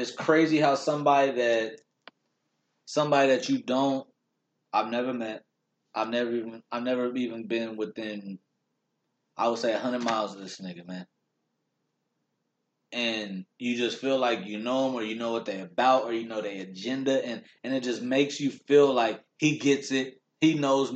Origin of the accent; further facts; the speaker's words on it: Long Beach, California, United States; we're from Long Beach, originally born there